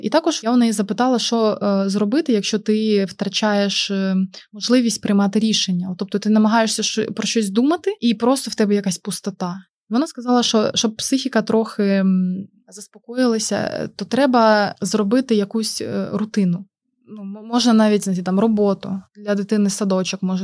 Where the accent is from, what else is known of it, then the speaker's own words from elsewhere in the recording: Mariupol, Donetsk Oblast, Ukraine; moved away as an adult; now in Oldenburg, Germany; ми з Маріуполя.